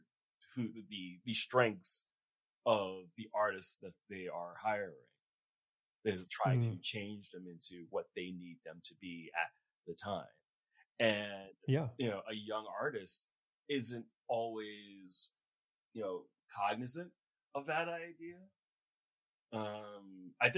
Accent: New York City, New York, United States; I grew up in Flatbush. Okay. I still live in Brooklyn

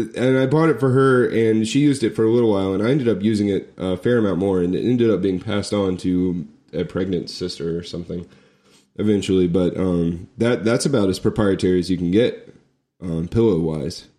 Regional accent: Florida, United States; moved away; I was from Florida

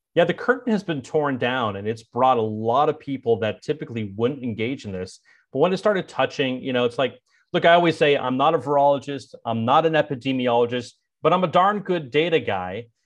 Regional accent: Bay Area, California, United States; moved away as an adult; also born or lived in Provo, Utah / Washington, D.C.; my hometown of, of the Bay Area

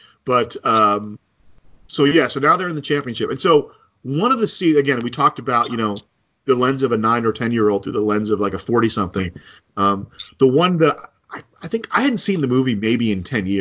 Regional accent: New Jersey, United States; moved away; growing up in New Jersey, we didn't have burritos at the snack stand

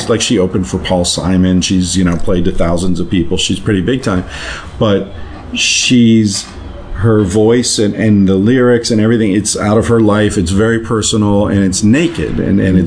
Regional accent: United States; I'm an American

